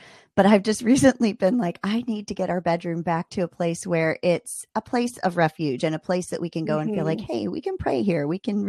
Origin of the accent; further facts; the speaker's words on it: Maryland, United States; Ooh, I'm from Maryland.